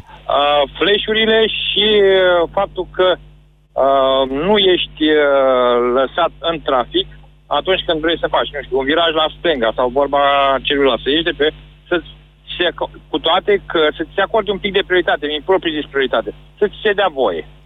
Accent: Galați, Galați County, Romania; sunt din Galați

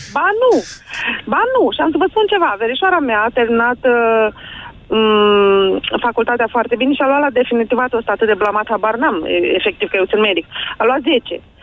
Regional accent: Iași, Iași County, Romania; sunt din Iași

